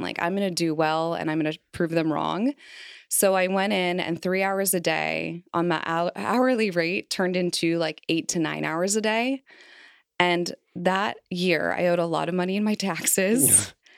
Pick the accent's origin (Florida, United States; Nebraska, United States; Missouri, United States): Missouri, United States; Kansas City; also born or lived in Philadelphia / Los Angeles; now in Cincinnati, United States; I moved from my hometown, Kansas City, Missouri